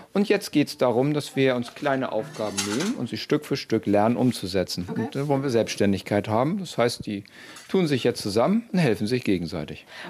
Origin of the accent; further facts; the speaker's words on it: Schleswig-Holstein, Germany; Ich komme aus Schleswig-Holstein